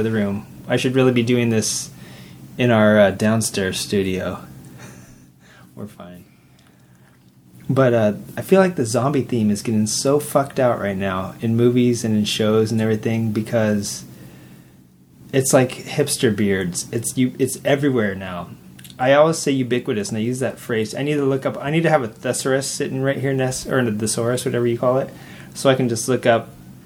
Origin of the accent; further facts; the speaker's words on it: the South, United States; Howie and I come from the South